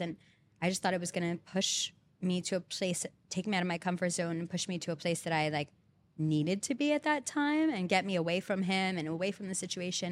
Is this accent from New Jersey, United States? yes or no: yes; Belmar, New Jersey, United States; moved away as an adult; now in Hoboken, United States; I'm originally basically from the Jersey Shore